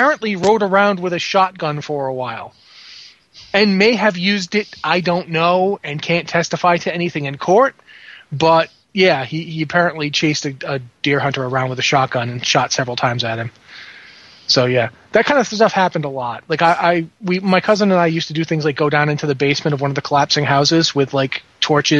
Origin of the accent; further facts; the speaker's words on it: Rhode Island, United States; moved away as an adult; also born or lived in London, England / Washington, D.C. / Blacksburg, Virginia / Richmond, California; now in Canada; I grew up in Rhode Island